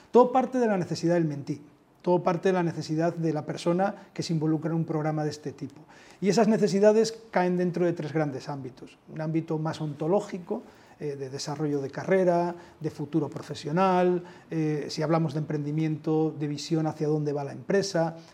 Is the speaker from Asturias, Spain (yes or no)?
yes; Asturias, Spain; also born or lived in Mexico; now in Madrid, Spain; yo soy asturiano